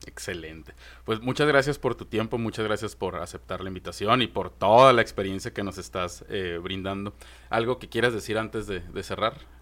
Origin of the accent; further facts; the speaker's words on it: Mexico; como mexicanos somos súper reacios al fracaso